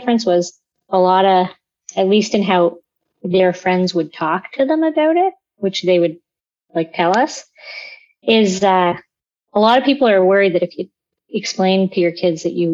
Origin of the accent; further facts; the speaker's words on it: London, Ontario, Canada; I grew up in London, Ontario.